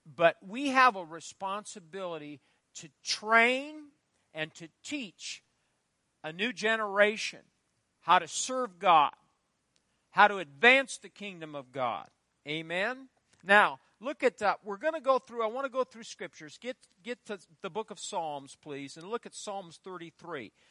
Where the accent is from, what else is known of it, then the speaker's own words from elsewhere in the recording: Fairbury, Nebraska, United States; Fairbury, my hometown